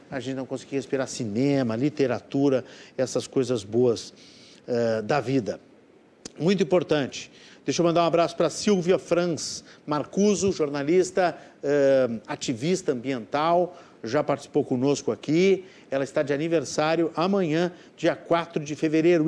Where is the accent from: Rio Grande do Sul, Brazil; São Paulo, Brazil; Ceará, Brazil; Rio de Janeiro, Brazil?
Rio Grande do Sul, Brazil; nós que somos gaúchos